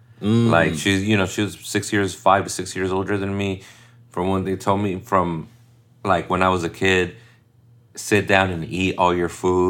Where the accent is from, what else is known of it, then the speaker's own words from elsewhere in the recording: United States; first language Spanish; English is a second language; No, I was born here.